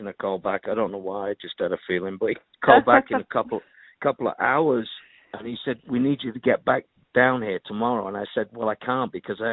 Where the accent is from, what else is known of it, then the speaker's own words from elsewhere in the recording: Manchester, North West England, United Kingdom; moved away as an adult; also born or lived in London; I'm from Manchester, England